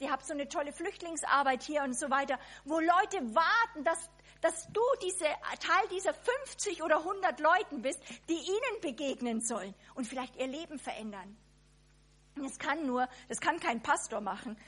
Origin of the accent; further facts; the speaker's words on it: Germany; als Deutsche